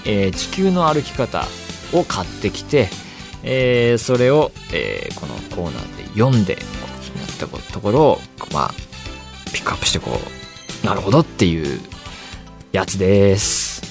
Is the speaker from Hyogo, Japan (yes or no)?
no; Saitama, Japan; 埼玉県僕出身ですけど